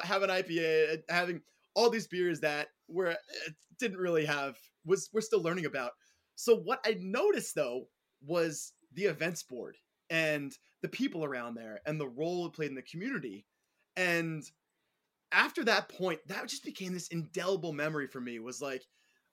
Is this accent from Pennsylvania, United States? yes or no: yes; Allentown, Pennsylvania, United States; also born or lived in Western Queens, New York / East Village, New York; now in New York, United States; Originally, though, I grew up in Allentown, Pennsylvania.